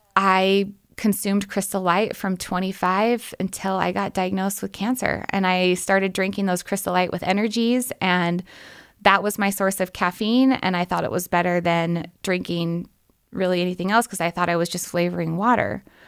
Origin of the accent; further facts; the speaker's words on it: Portland, Oregon, United States; moved away as an adult; I'm from Oregon, from Portland, Oregon